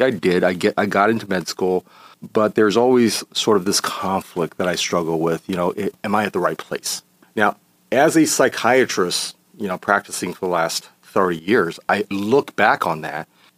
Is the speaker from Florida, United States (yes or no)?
no; Los Angeles, California, United States; also born or lived in Taiwan; from an early age, I spent time in Los Angeles